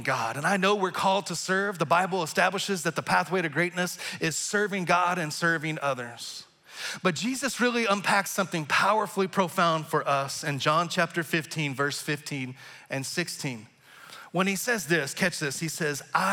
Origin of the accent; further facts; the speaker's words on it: Texas, United States; moved away as an adult; now in Kansas City area, United States; my home state of Texas